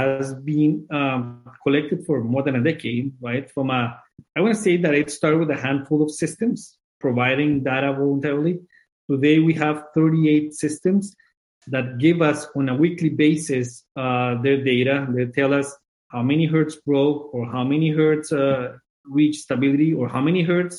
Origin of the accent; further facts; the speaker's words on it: Colombia; moved away as an adult; also born or lived in Guelph, Canada; now in Minnesota, United States; I'm originally from Colombia.